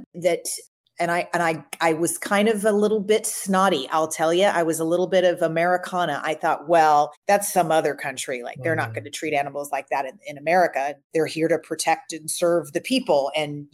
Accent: Louisville, Kentucky, United States; I grew up in Louisville, Kentucky, and I grew up on every animal food you could imagine

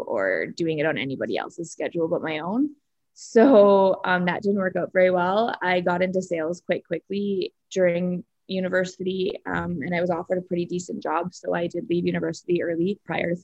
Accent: Saskatoon, Saskatchewan, Canada; I grew up in Saskatoon

